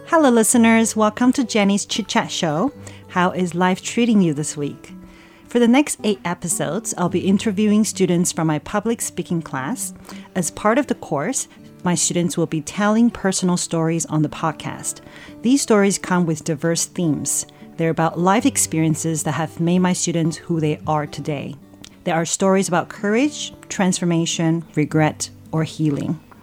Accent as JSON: {"language": "English", "country": "Canada", "moved": "yes", "lives_now": "Taiwan", "said": "I come from Canada"}